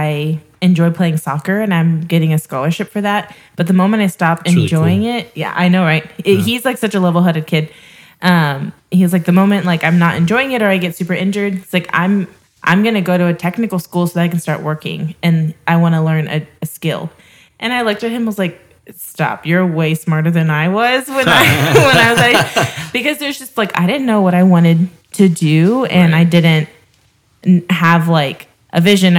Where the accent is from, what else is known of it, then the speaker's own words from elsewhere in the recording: Houston, Texas, United States; I grew up here in Houston